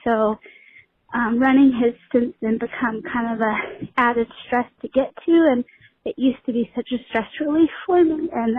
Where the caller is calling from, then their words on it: South Carolina, United States; I'm calling from South Carolina.